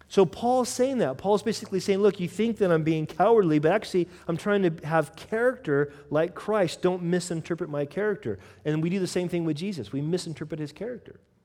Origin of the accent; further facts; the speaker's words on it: United States; I'm American